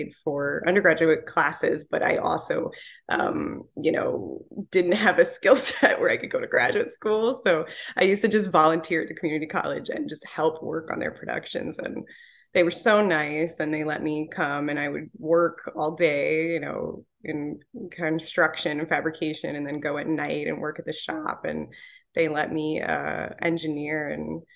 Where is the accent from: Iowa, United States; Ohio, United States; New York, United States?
New York, United States; I'm from New York